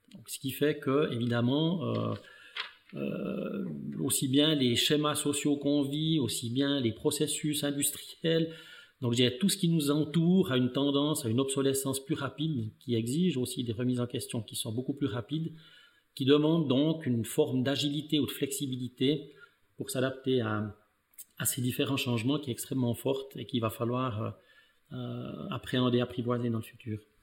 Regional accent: Val de Ruz, Neuchâtel, Switzerland; je suis né dans le canton de Neuchâtel. je suis en fait né, mais issu d'une famille d'immigrés italiens comme mon physique le montre, le montre très bien. Euh, donc j'ai parcouru ma scolarité dans le canton de Neuchâtel

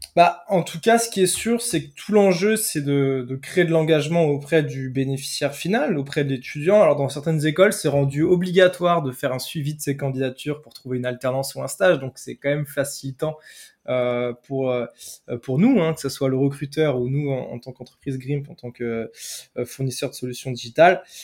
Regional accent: Brittany, France

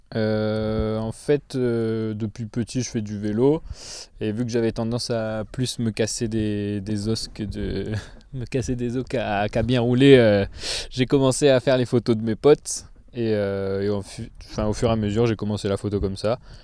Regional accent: south of France, France; je viens du sud de la France

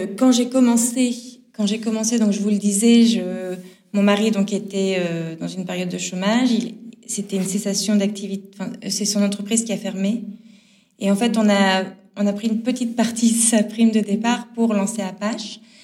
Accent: Nord, Hauts-de-France, France; je suis du Nord. Je vous dis du Nord, du Nord de la France. Euh, je viens du Nord

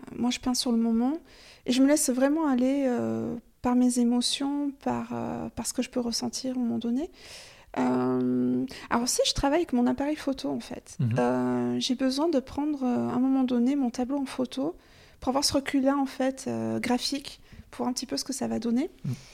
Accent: Gers, Occitania, France; now in Périgord, France; gersoise d'origine

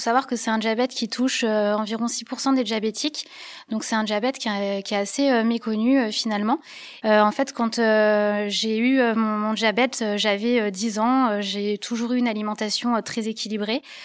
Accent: Lorraine, Grand Est, France; now in Lyon, France; je suis originaire de Lorraine, le pays où il fait un petit peu froid

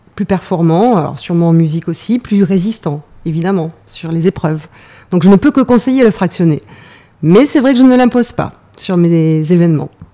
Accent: Arcachon Basin, Nouvelle-Aquitaine, France; moved away as an adult; also born or lived in Yvelines; Je suis bassin d'Arcachon, donc j'étais très contente de revenir à Bordeaux.

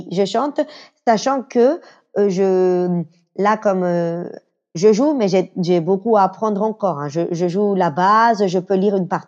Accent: Venezuela; French is a second language; Le quattro, je l'avais joué à l'école quand j'étais petite au Venezuela.

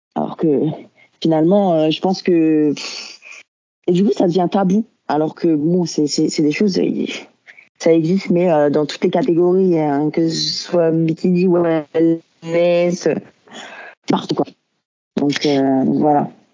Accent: France; now in Belgium; je suis française de base, je suis venue en Belgique

